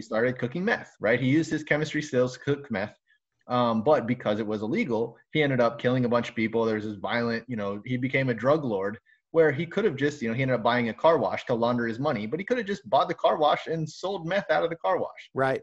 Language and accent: English; South Florida, United States; now in Michigan, United States; I'm from South Florida